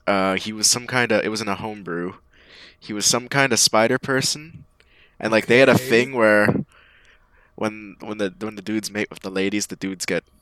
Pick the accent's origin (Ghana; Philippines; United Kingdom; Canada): Canada; I'm a Canadian.